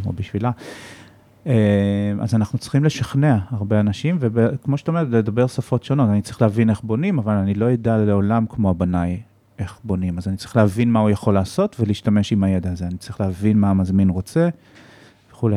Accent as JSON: {"language": "Hebrew", "country": "Israel", "said": "אני ישראלי"}